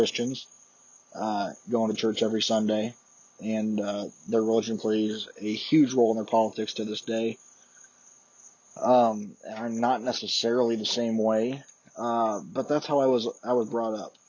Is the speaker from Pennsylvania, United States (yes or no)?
no; Columbia City, Indiana, United States; my hometown, Columbia City